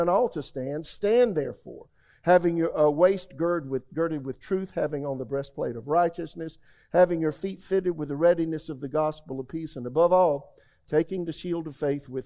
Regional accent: Florence, South Carolina, United States; my hometown, Florence, South Carolina

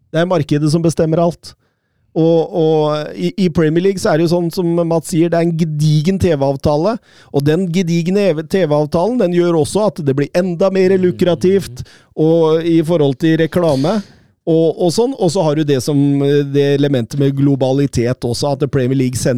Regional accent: Norway; man snakker jo her hjemme i Norge om likestilling

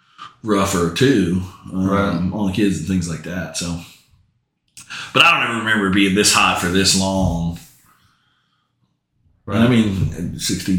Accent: New Orleans, Louisiana, United States; moved away as an adult; also born or lived in Alabama; now in Oklahoma, United States; I grew up in New Orleans

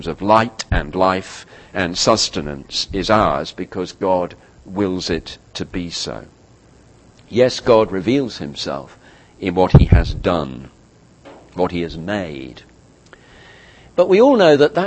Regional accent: United Kingdom; as a Brit

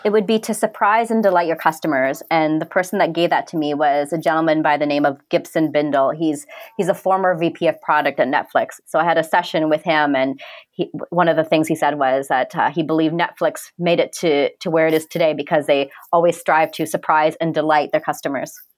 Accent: Canada; my background's actually Indian, but I've never I I didn't grow up in India. I grew up in Canada

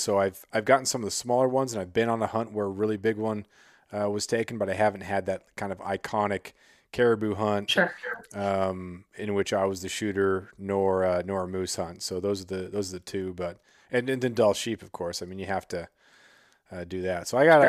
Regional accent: Southeast Alaska, United States; born or raised there; also born or lived in Colorado / California

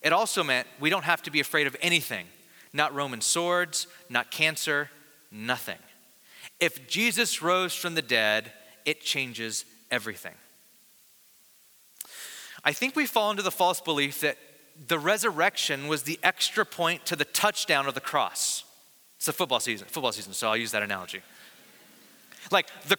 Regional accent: Bakersfield, California, United States; I'm from the Valley of California in Bakersfield, and so we had really, really hot summers

